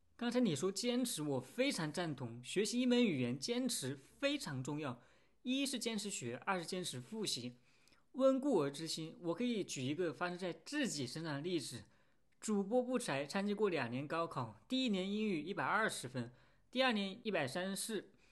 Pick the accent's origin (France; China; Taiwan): France; first language French; Chinese is a second language; 我也问了其他的法国人